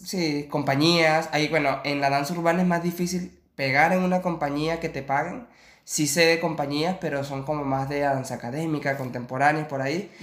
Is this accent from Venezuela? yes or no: yes; Venezuela; moved away as an adult; also born or lived in Chile; now in Barcelona, Spain; soy venezolano, tengo ahorita 29 años de edad